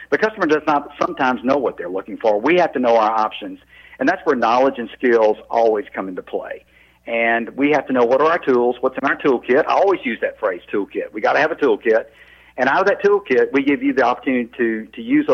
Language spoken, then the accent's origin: English; North Mississippi, United States; I grew up in North Mississippi, just south of Memphis